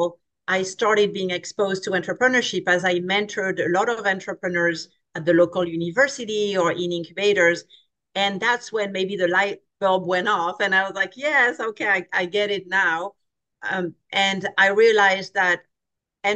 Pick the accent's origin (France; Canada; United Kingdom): France; moved away as an adult; now in California, United States; I grew up in France, so a very different culture from the American culture. I came to California when I was 21